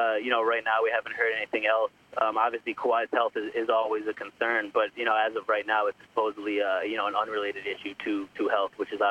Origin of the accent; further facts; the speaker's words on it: Philadelphia, Pennsylvania, United States; not just being biased from being from Philadelphia